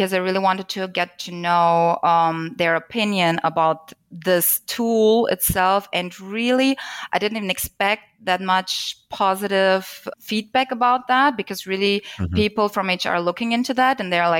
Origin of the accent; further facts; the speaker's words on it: Germany; I'm from Germany, so data privacy is really a hot topic here.